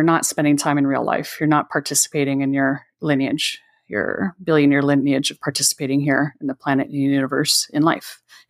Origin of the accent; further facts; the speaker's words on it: California, United States; So someone took some pictures in the area I grew up in Northern California